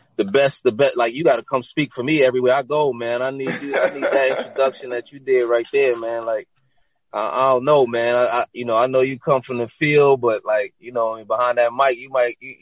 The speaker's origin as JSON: {"language": "English", "town": "New York City", "region": "New York", "country": "United States", "said": "I'm from Brooklyn"}